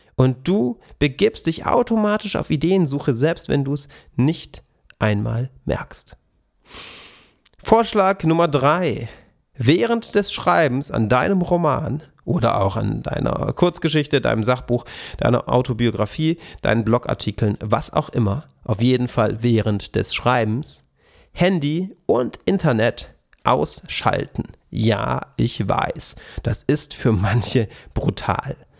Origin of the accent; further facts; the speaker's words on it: Swabian Jura, Baden-Württemberg, Germany; an der Schwäbischen Alb auf den Streuobstwiesen, wo ich herkomme